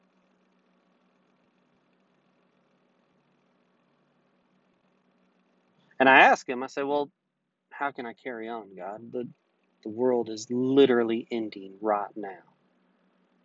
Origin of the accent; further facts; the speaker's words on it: United States; being an American